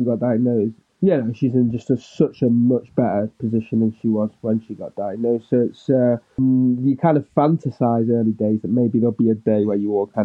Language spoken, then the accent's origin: English; Manchester, North West England, United Kingdom; also born or lived in Stockport; because I'm from Manchester. But I was born in Stockport, in a hospital in Stockport